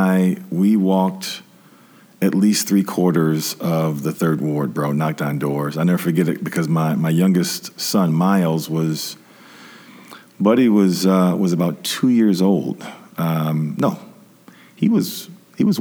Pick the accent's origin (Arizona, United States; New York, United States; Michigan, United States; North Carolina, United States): Michigan, United States; Detroit; moved away as an adult; now in Grand Rapids, United States; growing up in Detroit